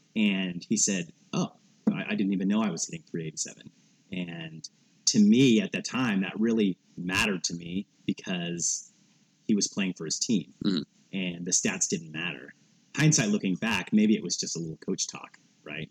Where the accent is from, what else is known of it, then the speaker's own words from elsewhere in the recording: Portland, Oregon, United States; growing up in Portland